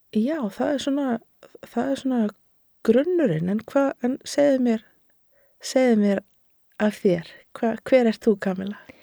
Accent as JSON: {"language": "Icelandic", "town": "Garðabær", "region": "Capital Region", "country": "Iceland", "tie": "born or raised there", "said": "ég elst upp í Garðabænum"}